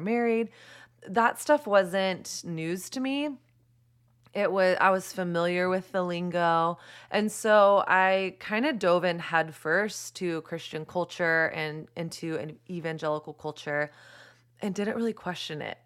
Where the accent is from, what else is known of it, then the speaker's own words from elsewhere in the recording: Texas, United States; moved away as an adult; also born or lived in New York City; I grew up in Texas in the early two thousands